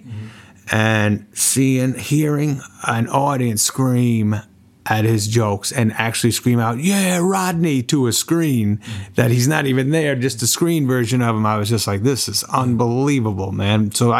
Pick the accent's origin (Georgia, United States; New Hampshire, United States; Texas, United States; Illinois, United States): New Hampshire, United States; The guys I grew up in New Hampshire where they all can jam